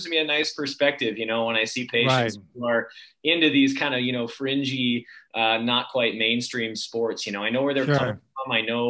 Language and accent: English; Northeast Ohio, United States; moved away as an adult; also born or lived in Durham, North Carolina; now in Minnesota, United States; So I am not native to Minnesota. I grew up in Northeast Ohio.